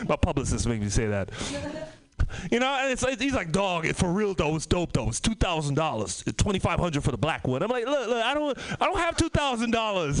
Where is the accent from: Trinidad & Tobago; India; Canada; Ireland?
Trinidad & Tobago; also born or lived in San Francisco Bay Area; now in United States; I'm from the Caribbean, Trinidad and Tobago